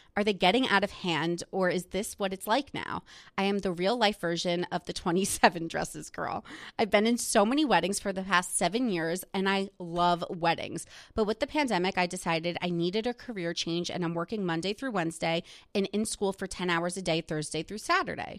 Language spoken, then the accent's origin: English; New Jersey, United States; my town that I grew up in in New Jersey is where some of the housewives live